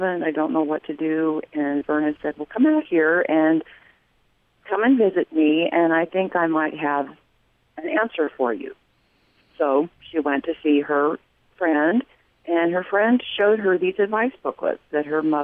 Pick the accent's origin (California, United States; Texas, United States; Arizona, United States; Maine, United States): Arizona, United States; Mesa; now in Cheney, United States; Mesa was my hometown as well